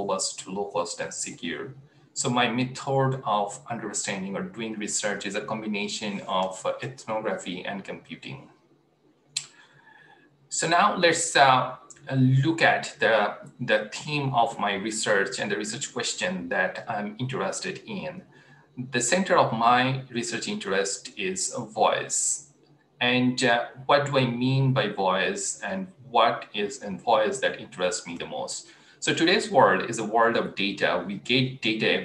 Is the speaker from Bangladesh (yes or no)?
yes; Bangladesh; I grew up in Bangladesh in late 1990s